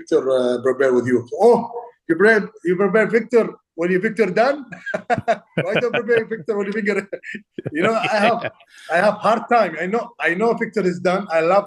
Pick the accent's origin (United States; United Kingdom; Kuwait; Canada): Kuwait; English is a second language; I'm from Middle East. I'm small, far away, small country, Kuwait.